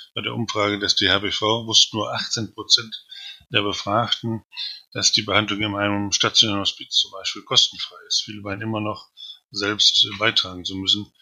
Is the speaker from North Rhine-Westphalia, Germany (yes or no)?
no; Osnabrück, Lower Saxony, Germany; now in Berlin, Germany; in meiner Heimatstadt Osnabrück